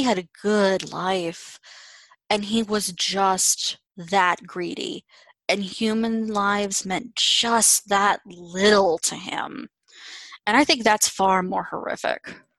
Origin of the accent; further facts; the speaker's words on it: Pittsburgh, Pennsylvania, United States; I'm from Pittsburgh